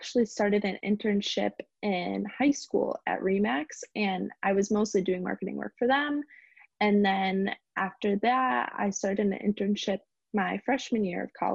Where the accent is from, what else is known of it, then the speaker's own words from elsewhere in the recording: Berlin, Connecticut, United States; now in Stamford, United States; I'm originally from Berlin, Connecticut